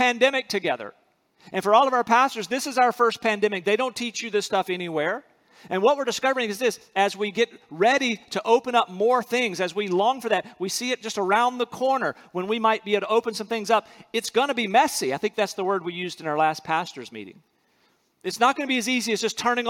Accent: North Carolina, United States; moved away as an adult; also born or lived in Alabama; I'm from North Carolina

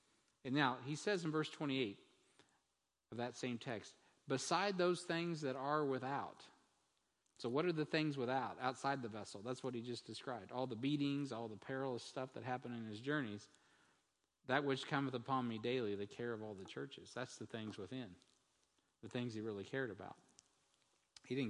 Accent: United States; As an American

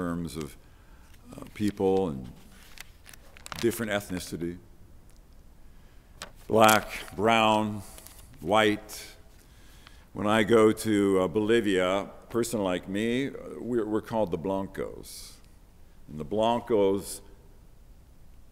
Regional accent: Belfast, Northern Ireland, United Kingdom; I was born in Belfast.

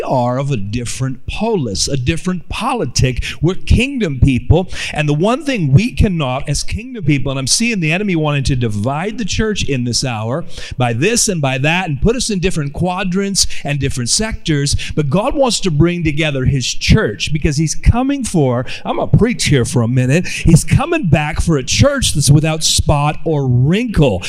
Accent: Oakland, California, United States; But I actually grew up in Oakland, California, in the middle of the inner city

